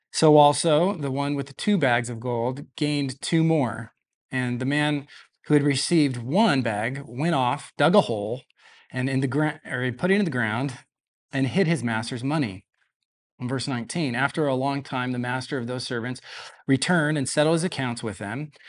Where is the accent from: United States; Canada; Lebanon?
United States; Denver, Colorado; moved away as an adult; now in Visalia, United States; I was actually born in Visalia, lived here until I was about five years old, uh, then moved to Denver with my family, so I'm, I consider myself a Coloradan